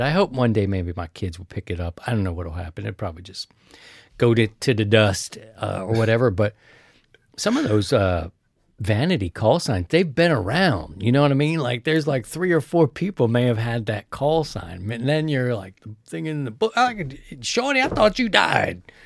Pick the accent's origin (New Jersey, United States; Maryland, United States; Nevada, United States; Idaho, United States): Maryland, United States; Baltimore; moved away; I'm from Baltimore